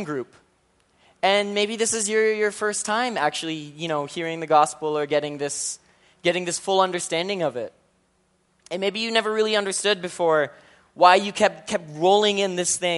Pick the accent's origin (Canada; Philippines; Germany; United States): Philippines; I'm Filipino